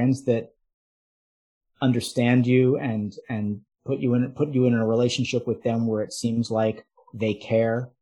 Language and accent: English; New York City, New York, United States; I'm from the New York City area.